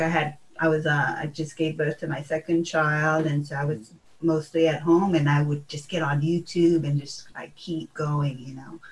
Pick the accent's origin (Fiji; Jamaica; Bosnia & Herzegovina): Fiji; I was born in Fiji and um, born and raised